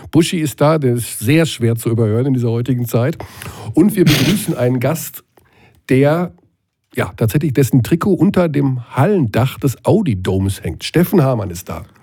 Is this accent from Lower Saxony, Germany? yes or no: no; Rattelsdorf, Bavaria, Germany; also born or lived in Bamberg; Ich bin in Bamberg geboren, aber in Rattelsdorf